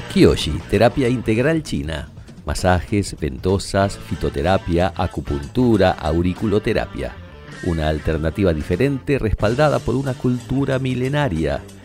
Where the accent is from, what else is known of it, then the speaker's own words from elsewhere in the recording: Argentina; en nuestra cultura, somos argentinos